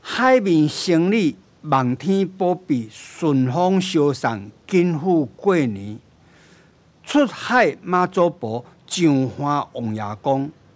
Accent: Taiwan; 我们台湾是一个海岛型国家

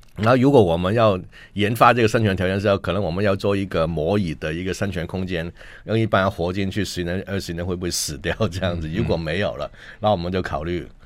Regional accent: Hong Kong; moved away as an adult; now in Taiwan; 我们香港人

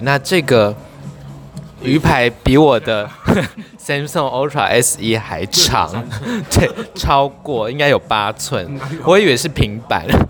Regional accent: Taiwan; 我们台湾人，有的人可能会英文啊，会日文啊

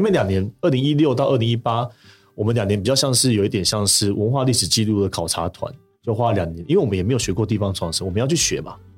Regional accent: Taipei, Taiwan; 我们从小在台北长大

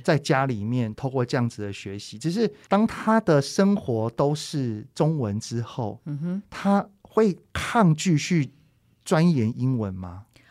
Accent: Taiwan; 我们台湾人

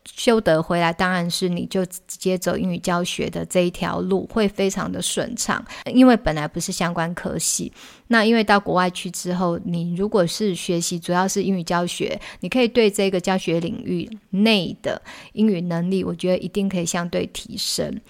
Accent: Taiwan; 像我们台湾

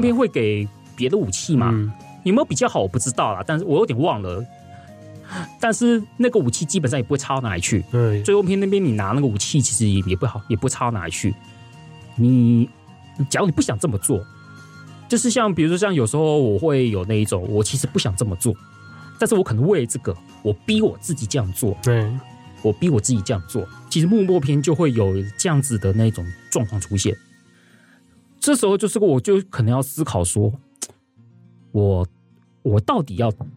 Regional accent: Taiwan; 我们台湾的教育高，都总是会让我们选，教，就是会让我们引导我们会去选一个最佳选择

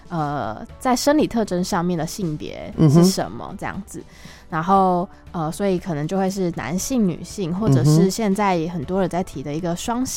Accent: Kaohsiung, Taiwan; 然后我是高雄人，我来自高雄。

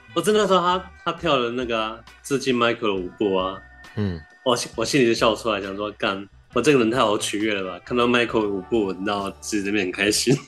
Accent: New Taipei, Taiwan; 回台北感觉， 上次回新北市的时候

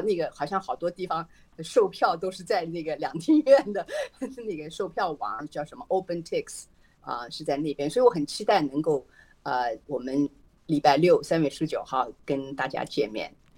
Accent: Hangzhou, Zhejiang, China; now in California, United States; 我老家是浙江杭州人

